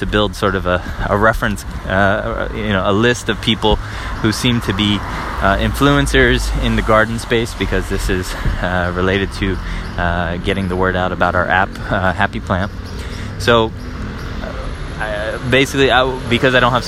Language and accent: English; United States; moved away as an adult; now in Paris, France; I'm an American living in Paris, France at the moment